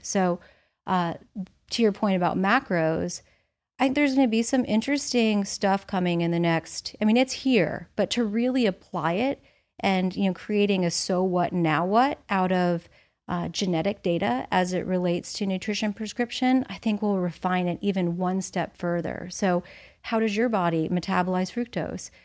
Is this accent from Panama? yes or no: no; Indiana, United States; moved away; also born or lived in Arizona / Florida; I grew up in Indiana